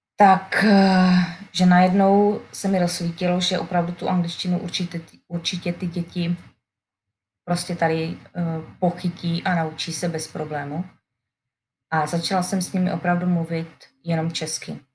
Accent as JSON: {"language": "Czech", "country": "Czechia", "first_language": "Czech", "moved": "as an adult", "lives_now": "Alabama, United States", "said": "jak se snažím vychovat své děti, aby mluvili česky, Eh, tady v Americe"}